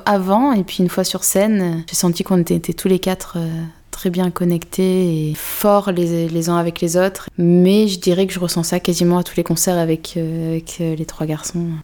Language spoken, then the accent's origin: French; Vaucluse, Provence-Alpes-Côte d'Azur, France; J'ai grandi à sur Sorgue dans le Vaucluse